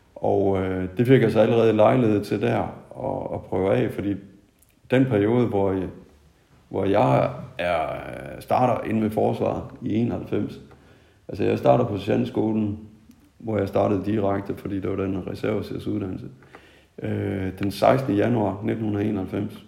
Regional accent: Tødsø, North Denmark Region, Denmark; also born or lived in Nykøbing Mors; jeg kommer oprindeligt fra, fra Mors. Ja. Oprindeligt så er det fra en, øh, en landsby, der ligger sådan midt på øen.

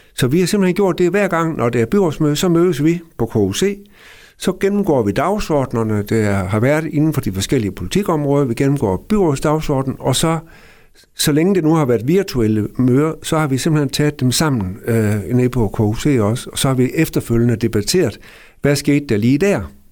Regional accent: Gammel Aalbo, by the Little Belt, Southern Denmark, Denmark; den lille bondedreng ude fra Gamle Ålbo herude ved Lillebælt, øh, hvor jeg er opvokset i en børneflok på seks.

